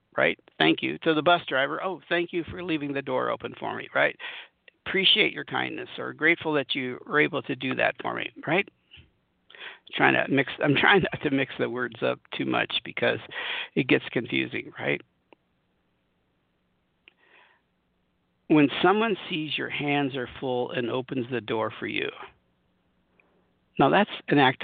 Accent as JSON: {"language": "English", "region": "Southern California", "country": "United States", "moved": "as an adult", "lives_now": "Colorado, United States", "said": "I'm from Southern California. I've spent lots of time in Southern California most of my life"}